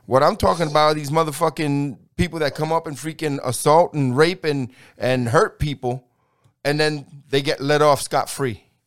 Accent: New York City, New York, United States; now in Texas, United States; I grew up in New York City

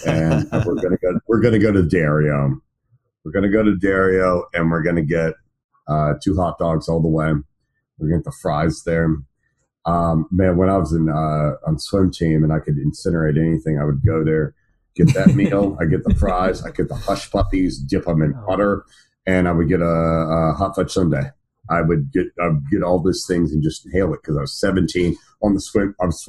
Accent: King, United States; I really appreciate that I grew up in King. King was a great place to grow up.

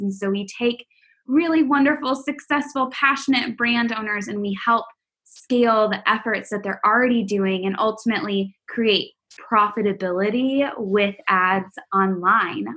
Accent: Texas, United States; I'm from Texas

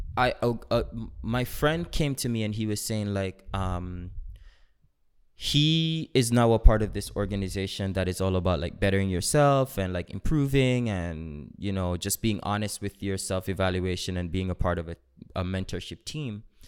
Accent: Jamaica; I am Jamaican

